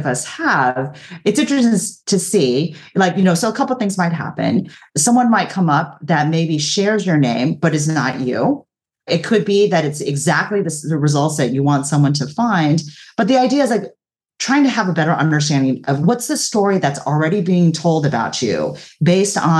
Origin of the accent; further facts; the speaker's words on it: Orange County, Southern California, United States; I'm originally from Southern California, from Orange County